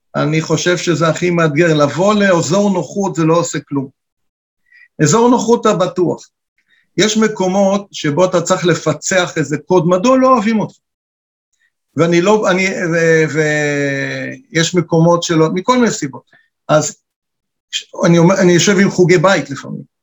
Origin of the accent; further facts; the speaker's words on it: Israel; כשאנחנו בחו"ל, אנחנו כולנו ישראלים גאים